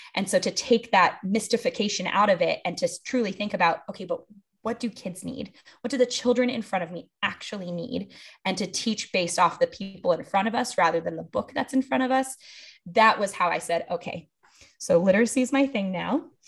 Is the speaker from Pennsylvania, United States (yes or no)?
no; Los Angeles, California, United States; moved away as an adult; also born or lived in Atlanta; now in New Orleans, United States; I grew up in Los Angeles